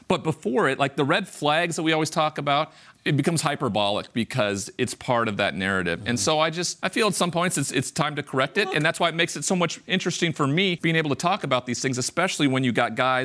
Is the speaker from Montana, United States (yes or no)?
yes; Montana, United States; I grew up in Montana. I'm the only first-round draft pick ever from the state of Montana.